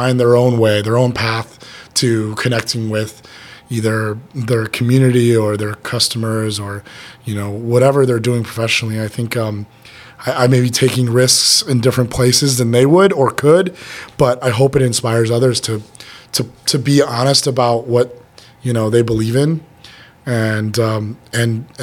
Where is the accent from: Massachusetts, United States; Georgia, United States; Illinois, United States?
Illinois, United States; Chicago; I'm from Chicago